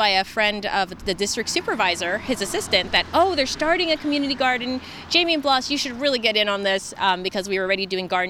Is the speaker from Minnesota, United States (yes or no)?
no; San Francisco, California, United States; And I grew up in San Francisco. I'm a fourth generation San Franciscan, so I grew up in a sand lot.